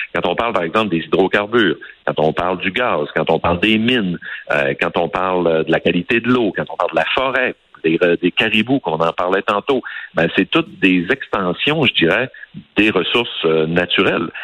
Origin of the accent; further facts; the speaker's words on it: Saguenay, Quebec, Canada; chez moi au Saguenay